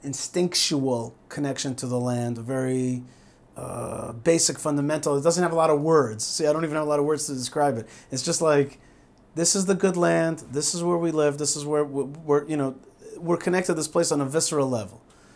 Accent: Haifa, Haifa District, Israel; born there; And so I was born in Haifa to Russian parents, Russian refusenik parents.

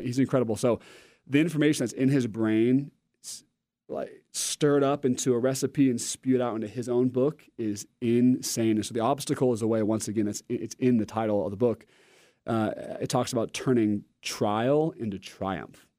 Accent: Oregon, United States; I'm from Oregon, and I'm a Nike homer

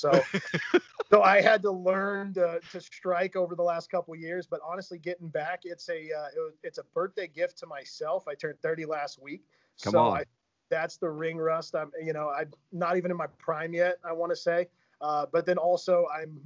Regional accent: Tri-Cities, Washington, United States; grew up in the ugly desert of Tri-Cities, Washington.

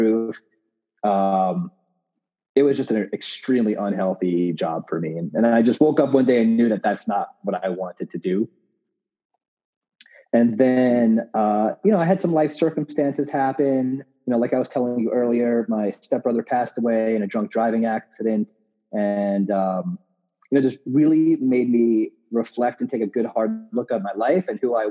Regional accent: Long Island, New York, United States; moved away as an adult; also born or lived in Brooklyn, New York; now in Denver, United States; I grew up in New York on Long Island

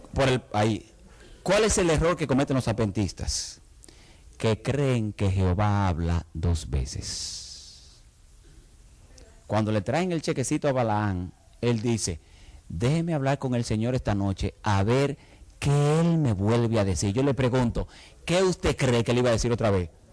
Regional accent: Santiago de los Caballeros, Santiago, Dominican Republic; moved away; La iglesia donde yo me crié en República Dominicana, la iglesia de Betel en la ciudad de Santiago

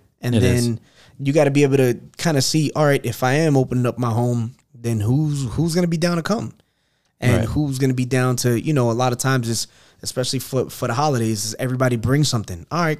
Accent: New York City, New York, United States; moved away; I'm originally from Queens, New York.

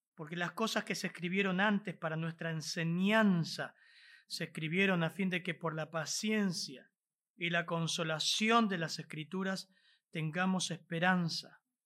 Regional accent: Argentina; Aunque somos argentinos, venimos de contextos tan diferentes

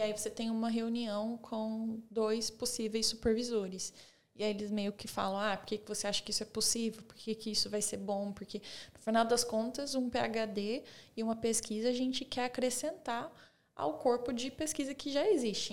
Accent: Osasco, São Paulo, Brazil; moved away; also born or lived in Bulgaria / Texas, United States; Porque a cidade pequena, vim de São Paulo

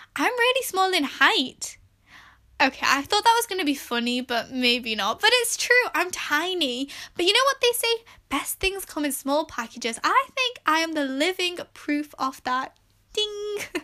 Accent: England, United Kingdom; I was born and raised in England, and I'm of Pakistani heritage

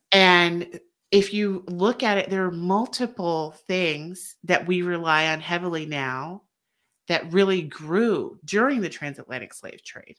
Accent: the South, United States; we're both from the South

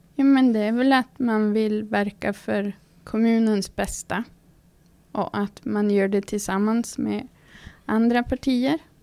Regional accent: Fårträsk, Västerbotten County, Sweden; now in Norsjö, Sweden; Är född och uppvuxen i Fårträsk utanför Malå. Men har bott i Norsjö kommun i snart 16 år.

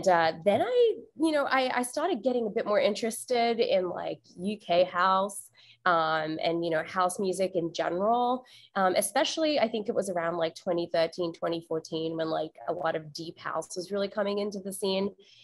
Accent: Australia; also born or lived in Malaysia / Singapore; I was born in Malaysia, and then I grew up in Australia and Singapore.

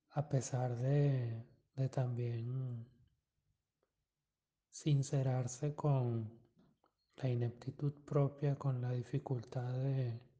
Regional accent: Venezuela; Varias veces he escuchado que es difícil eh, asociar el cine de Berman a a nosotros como venezolanos

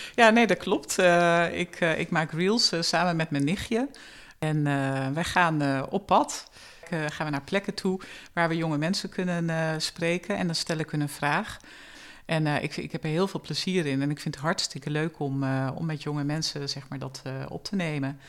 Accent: Zwolle, Overijssel, Netherlands; also born or lived in Enschede / Arnhem; Ik ben eh, geboren in Zwolle. Ik heb eh, mijn jeugd in eh, Zwolle doorgebracht

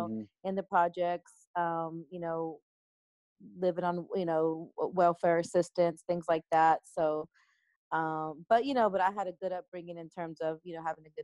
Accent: Dallas, Texas, United States; now in Los Angeles, United States; I was born in Dallas and I was raised in a little town called McKee, which is a suburb of Dallas, Texas

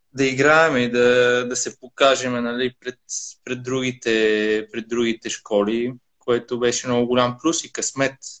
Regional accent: Italy; moved away as an adult; also born or lived in Sofia, Bulgaria; now in Bulgaria; съм израснал в Италия

